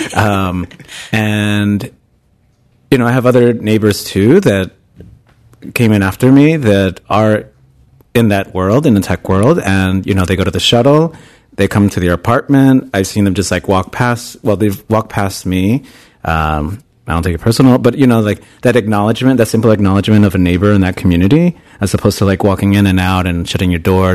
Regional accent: New York City, New York, United States; moved away as an adult; also born or lived in Bay Area, California; now in San Francisco, United States; I'm originally from New York. Uh, I'm from Queens

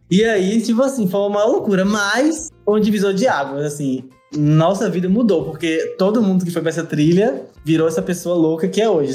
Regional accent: interior of Bahia, Brazil; eu fui criado, sou do interior da Bahia

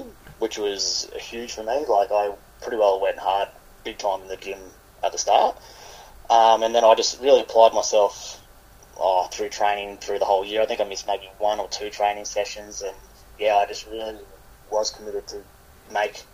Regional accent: Warwick, Queensland, Australia; also born or lived in Brisbane; now in Toowoomba, Australia; born and bred in Warwick

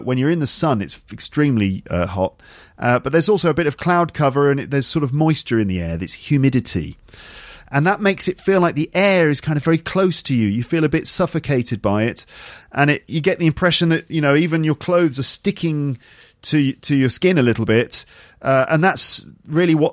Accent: England, United Kingdom; being English

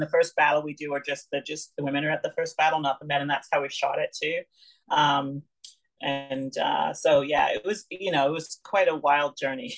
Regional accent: Lanigan, Saskatchewan, Canada; also born or lived in London, England; Well, I was born in London, England, but I grew up and then um, we moved um, to uh, Lanigan, Saskatchewan, actually. And so I grew up and I'm a, i consider myself partly a prairie girl, partly British.

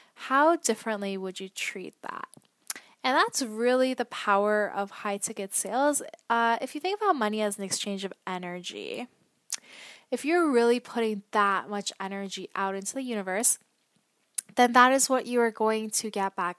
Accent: Toronto, Ontario, Canada; also born or lived in Vancouver / Ottawa; I am from Canada, originally Toronto

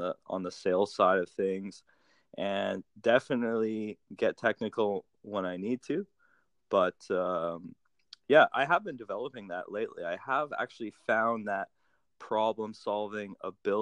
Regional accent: Thompson, Manitoba, Canada; moved away as an adult; also born or lived in Winnipeg / Edmonton; now in British Columbia, Canada; I grew up in Thompson, Manitoba. So that's northern Manitoba, 800 kilometers north of Winnipeg. And yeah, I born and raised there for 18 years of my life.

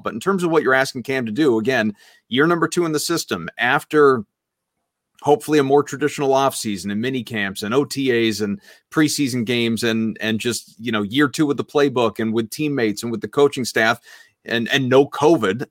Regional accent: New England, United States; growing up in New England

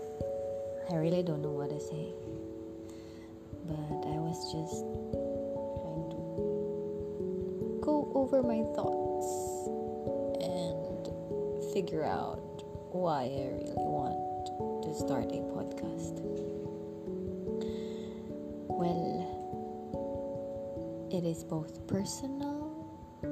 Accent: Philippines; moved away as an adult; now in Jakarta, Indonesia; So, I'm originally from the Philippines. And I moved to Jakarta in 2013.

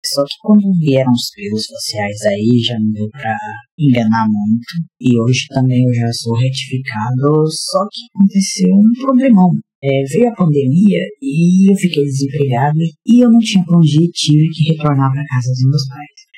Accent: Goiás, Brazil; tenho 29 anos, sou goiano, sou um homem trans, tenho 7 anos de transição por aí, e eu sou filho de pastor.

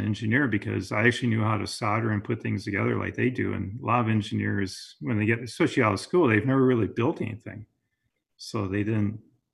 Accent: Wisconsin, United States; moved away as an adult; now in California, United States; I grew up in Wisconsin and I was there through my undergraduate

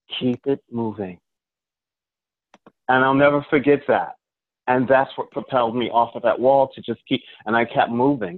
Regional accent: Long Island, New York, United States; I was raised on Long Island.

